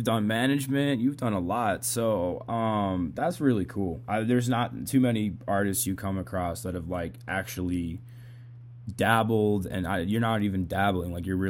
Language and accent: English; Boston, Massachusetts, United States; I'm from Boston. I don't know if they told you that before we did this. I'm from Massachusetts.